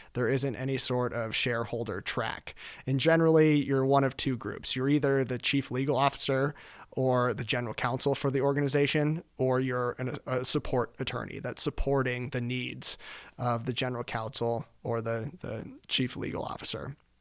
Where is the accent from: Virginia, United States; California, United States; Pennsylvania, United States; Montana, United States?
Montana, United States; Billings; moved away as an adult; now in Denver, United States; I am originally from Billings, Montana. I grew up in Billings, Montana.